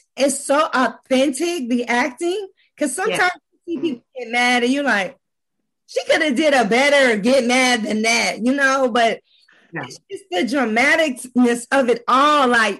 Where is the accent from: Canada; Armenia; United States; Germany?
United States; Los Angeles, California; I was born and raised in Los Angeles.